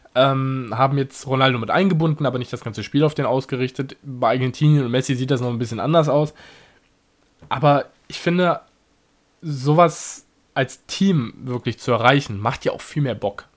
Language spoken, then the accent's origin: German; Germany; selbst als Deutscher